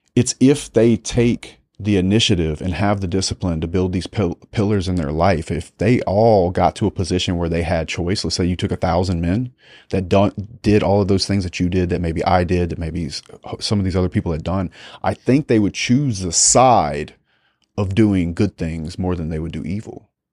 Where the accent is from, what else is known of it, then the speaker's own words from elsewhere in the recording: South Louisiana, United States; growing up in South Louisiana